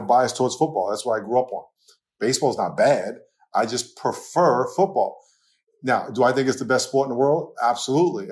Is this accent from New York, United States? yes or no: yes; New York, United States; accent: New York; moved away as an adult; now in California, United States; I grew up in New York